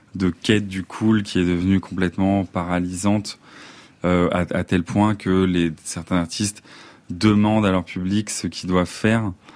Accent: Vincennes, Île-de-France, France; also born or lived in Besançon / Paris; moi, j'ai grandi à Vincennes, mais je suis né à Besançon

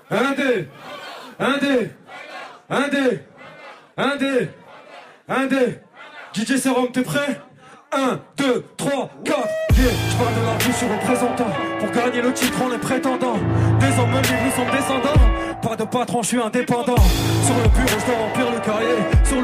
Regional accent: Angers, Pays de la Loire, France; Je me présente … Je viens d'Angers, AGS. Je viens surtout de la côte ouest.

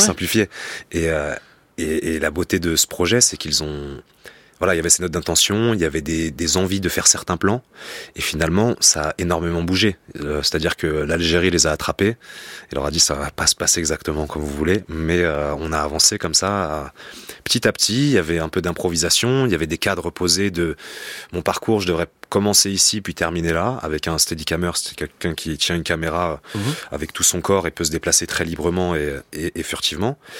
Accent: Rennes, Brittany, France; on vient du sud de Rennes, voilà, donc c'est on est entouré de, béton

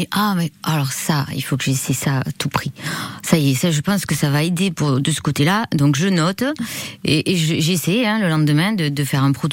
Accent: Bagnères-de-Bigorre, Occitania, France; now in Biarritz, France; bannière de Bigorre.

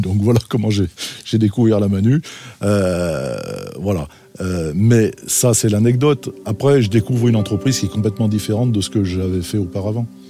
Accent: Roanne, Auvergne-Rhône-Alpes, France; moved away as an adult; also born or lived in Saint-Étienne; je suis originaire de Rouen

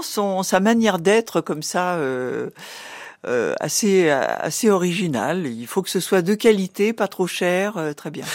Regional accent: Rouen, Normandy, France; now in Paris, France; Je suis née à Rouen

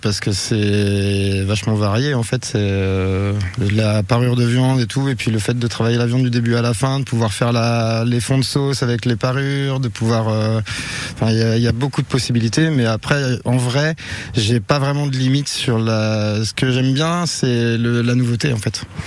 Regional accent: Saint-Malo, Brittany, France; Je suis pas de, je suis pas du Léon euh, à la base. Je suis, je suis de d'Ille-et-Vilaine, de Saint-Malo

